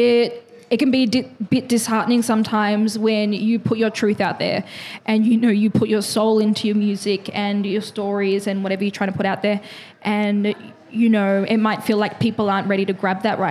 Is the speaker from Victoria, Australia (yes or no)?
yes; Dandenong, Victoria, Australia; accent: Aussie; I'm a bit with the Aussie accent, but that's just because I come from Dandy